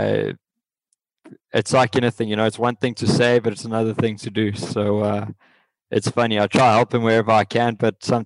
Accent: South Africa; moved away; the only ones from our country

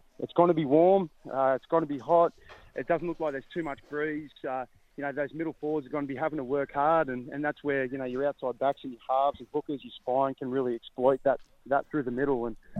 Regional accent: Gerringong, New South Wales, Australia; growing up in Gerringong, I know everyone thinks of Gerringong as this beautiful coastal town where a lot of rich people are now.

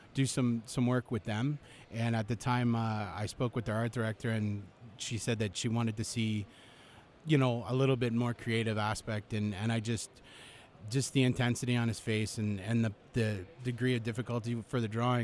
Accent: Canada; I'm Canadian

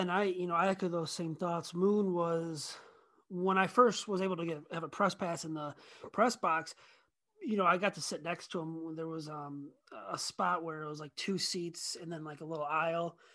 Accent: Rockford, Illinois, United States; I grew up in Rockford, which is about sixty miles west of where I'm living now.

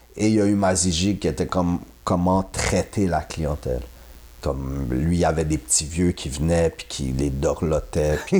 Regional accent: Quebec, Canada; je suis québécois

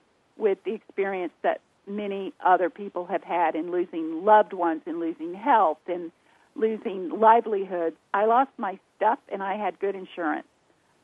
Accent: the South, United States; accent: Southern drawl; people can tell by the way we talk. We're from the South

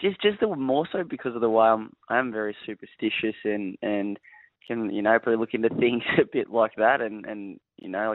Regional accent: Pearcedale, Victoria, Australia; moved away as an adult; also born or lived in Noble Park / Cranbourne / Devon Meadows; now in Queensland, Australia; grew up in Piercedale, and my parents still live there now.

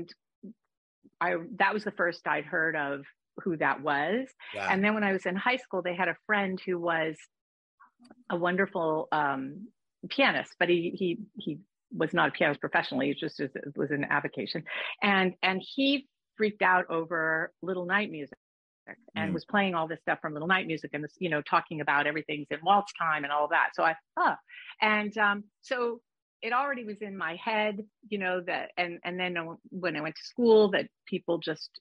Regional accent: Los Angeles, California, United States; also born or lived in Newport Beach; I grew up in Los Feliz, and for high school only, my family moved to Newport Beach.

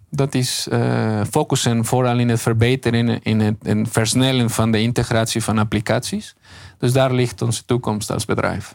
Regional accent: Mexico; Dutch is a second language; moved away as an adult; now in Netherlands; Mexico. Ik kom zelf uit Mexico.

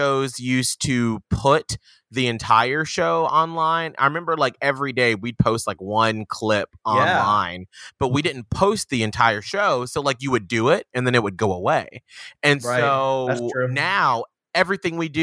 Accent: Atlanta, Georgia, United States; a person who was black from Atlanta

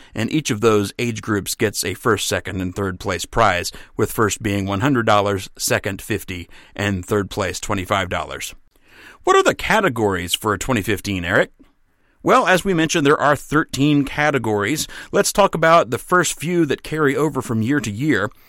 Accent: Mississippi, United States; moved away; I'm from Mississippi.

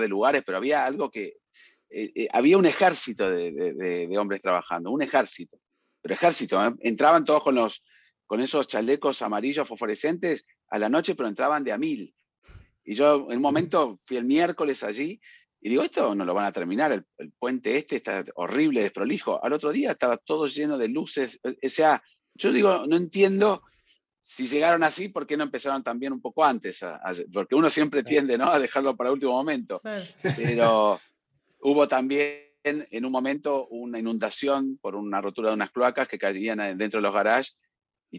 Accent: Colombia; now in Atlanta, United States; soy de Colombia, les envío un saludo desde Atlanta

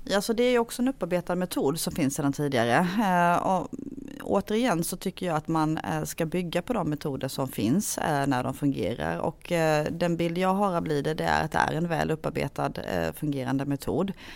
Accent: Hylte, Halland County, Sweden; moved away as an adult; now in Halmstad, Sweden; Jag är eh, född och uppvuxen i Hylte kommun som är en kommun som ligger i Halland men på eh, gränsen till Småland

